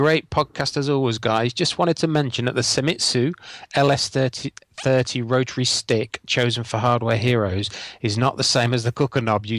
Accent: Yorkshire and the Humber, United Kingdom; I come from North Lincolnshire back down home south.

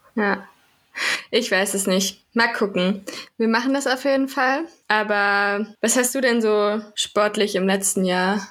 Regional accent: Werra-Meißner-Kreis, Hesse, Germany; ich komme aus dem Werra-Meißner-Kreis

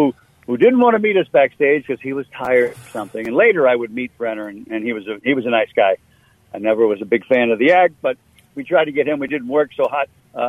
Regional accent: East Coast, United States; moved away; also born or lived in Twin Cities, Minnesota; I'm coming from the East Coast originally

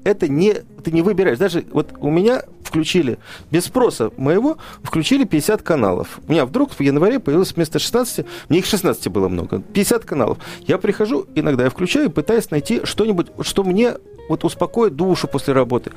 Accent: Moscow, Russia; из Москвы

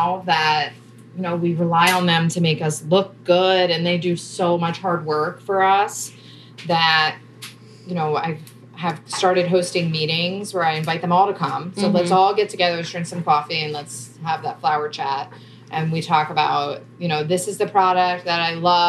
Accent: New Jersey, United States; I'm from South Jersey.

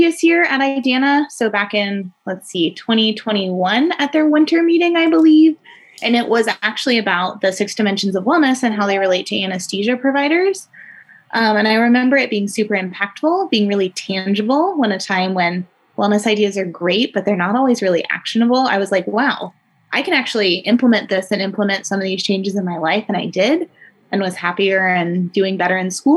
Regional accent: Atlanta, Georgia, United States; moved away as an adult; now in Spokane, United States; I am actually from Atlanta, Georgia

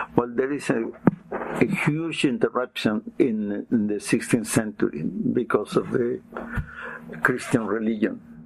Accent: Lima, Peru; English is a second language; I was born in Lima

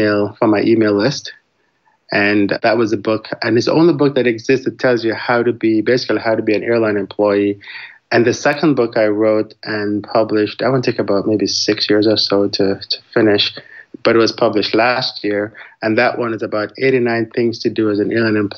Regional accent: Jamaica; also born or lived in Florida / New York / Washington, D.C. / Indianapolis; now in Houston, United States; I'm actually originally from Jamaica. So I've lived in the U.S. since the late 80s

